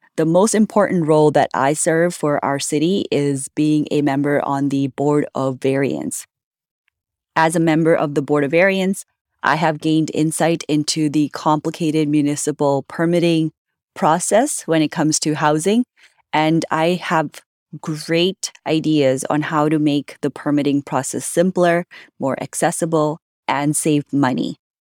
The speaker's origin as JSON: {"language": "English", "town": "Vancouver", "region": "British Columbia", "country": "Canada", "tie": "born or raised there", "also_born_or_lived": "India", "said": "I grew up in Vancouver, in South Vancouver"}